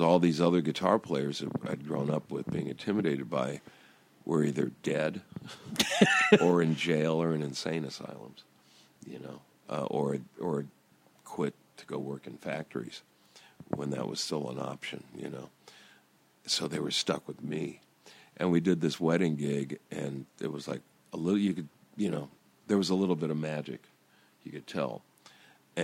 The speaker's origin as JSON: {"language": "English", "town": "Downey", "region": "California", "country": "United States", "also_born_or_lived": "Long Beach", "said": "we're guys from Downey"}